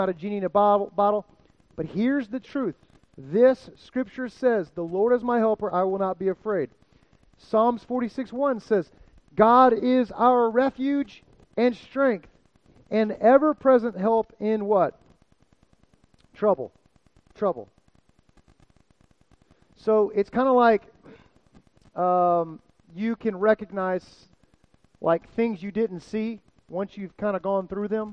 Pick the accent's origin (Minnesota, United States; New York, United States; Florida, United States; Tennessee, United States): Florida, United States; South; moved away; I'm from South Florida